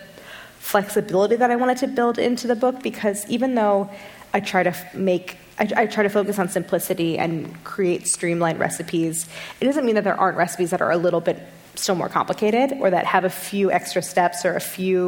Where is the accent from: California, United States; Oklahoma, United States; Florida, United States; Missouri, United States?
Missouri, United States; St. Louis; I grew up in St. Louis, and we had a sour cherry tree in our front yard